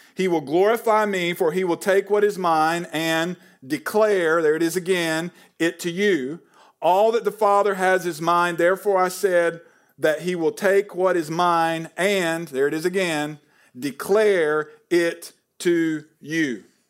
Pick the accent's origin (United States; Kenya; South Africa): United States; Hickory, North Carolina; moved away; I'm from Hickory, North Carolina.